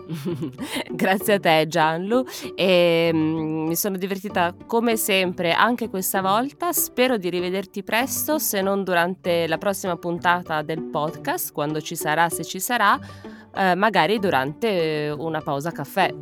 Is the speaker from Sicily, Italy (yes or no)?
no; Piedmont, Italy; moved away as an adult; now in Germany; sono piemontese e a Torino